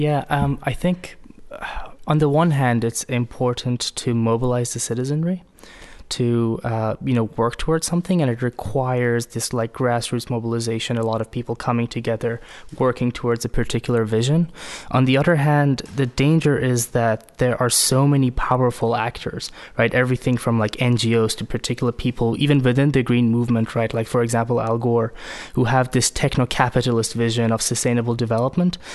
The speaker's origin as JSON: {"language": "English", "country": "Iran", "tie": "born or raised there", "also_born_or_lived": "United States", "moved": "as an adult", "lives_now": "Oslo, Norway", "said": "I grew up in Iran, but lived most of my adult life in the U S."}